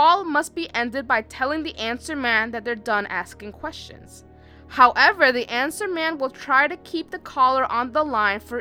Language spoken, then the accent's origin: English; New York, United States; we're from New York